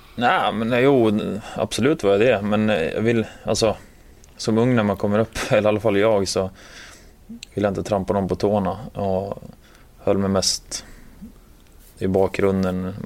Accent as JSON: {"language": "Swedish", "town": "Gävle", "region": "Gävleborg County", "country": "Sweden", "tie": "born or raised there", "moved": "as an adult", "lives_now": "Washington, United States", "said": "hemma i Gävle när det var minus 15, 20 grader."}